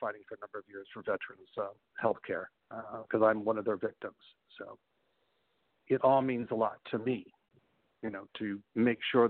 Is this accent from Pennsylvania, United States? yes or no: no; Chicago, Illinois, United States; I grew up in Chicago